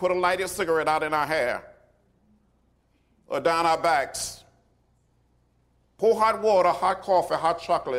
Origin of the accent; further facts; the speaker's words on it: Alabama, United States; As a young child growing up in Alabama